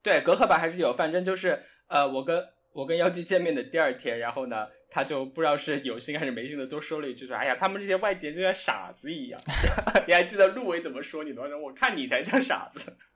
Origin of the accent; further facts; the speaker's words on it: Guizhou, China; moved away as an adult; also born or lived in Shanghai / Hong Kong; 我从贵州，然后到了上海，然后学的是外语